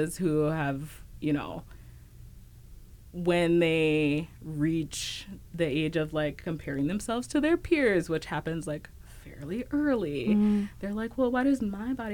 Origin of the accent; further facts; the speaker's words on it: Dallas, Texas, United States; moved away as an adult; now in Twin Cities, United States; I grew up in Dallas, which is, like, a huge city.